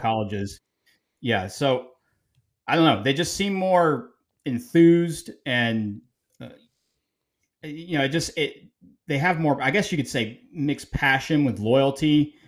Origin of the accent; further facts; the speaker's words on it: Atlanta, Georgia, United States; I'm from Atlanta, Georgia